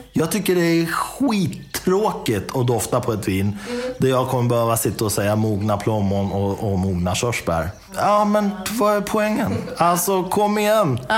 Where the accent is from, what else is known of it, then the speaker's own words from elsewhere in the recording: Dalarna County, Sweden; now in Enköping, Sweden; jag är uppvuxen i Dalarna. Jag är uppvuxen i en, i en liten stad.